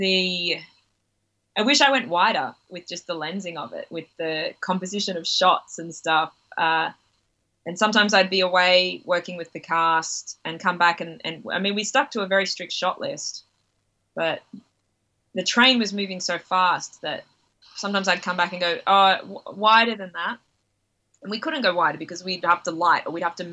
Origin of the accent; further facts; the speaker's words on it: Byron Bay, New South Wales, Australia; I grew up near Byron Bay, so we're at Byron and Ballina every day.